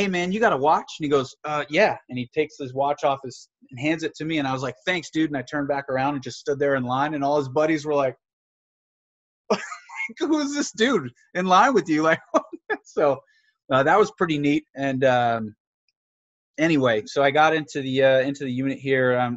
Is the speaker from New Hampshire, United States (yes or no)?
yes; New Hampshire, United States; I grew up in New Hampshire